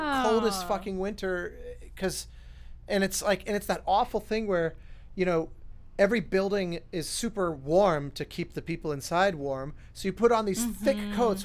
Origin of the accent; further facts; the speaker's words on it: Colorado, United States; where I grew up in Colorado